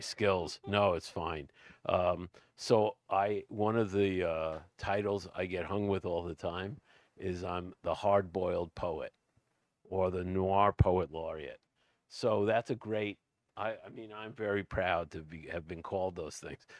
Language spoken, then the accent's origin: English; New York City, New York, United States; moved away; also born or lived in Suffolk County, New York; I come from Brooklyn, but we live we lived out in Suffolk County on the island